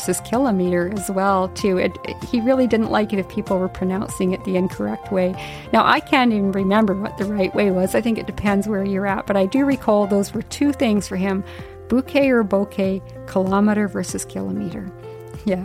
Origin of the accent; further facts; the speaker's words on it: Yukon, Canada; when I was a little girl growing up in the Yukon.